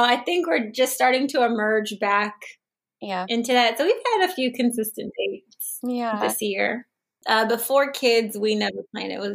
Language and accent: English; Charlotte, North Carolina, United States; also born or lived in Greensboro, North Carolina; I'm from Charlotte